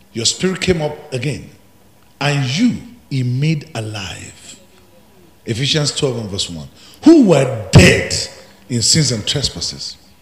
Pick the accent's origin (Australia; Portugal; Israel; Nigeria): Nigeria; Ekiti; I'm from Ekiti, where you have the highest professors, intellectuals